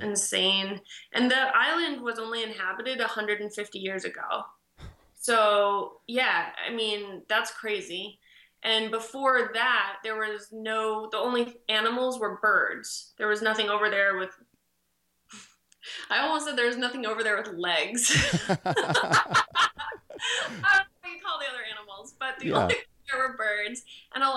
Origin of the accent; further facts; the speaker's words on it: Maine, United States; I grew up in Maine